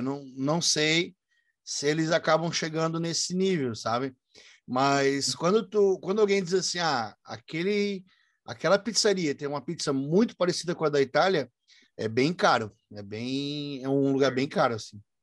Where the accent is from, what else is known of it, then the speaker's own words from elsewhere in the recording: Brusque, Santa Catarina, Brazil; Eu sou de Brusque, Santa Catarina